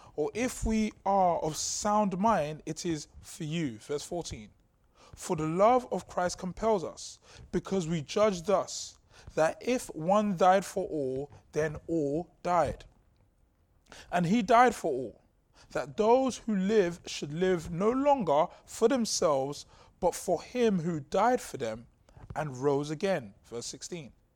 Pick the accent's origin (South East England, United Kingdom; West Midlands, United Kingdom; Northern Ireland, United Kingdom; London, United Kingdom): London, United Kingdom; Growing up in Southeast London